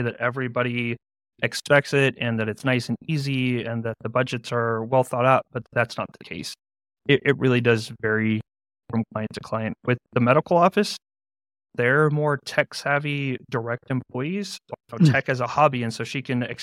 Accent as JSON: {"language": "English", "town": "San Antonio", "region": "Texas", "country": "United States", "said": "I'm from San Antonio, Texas"}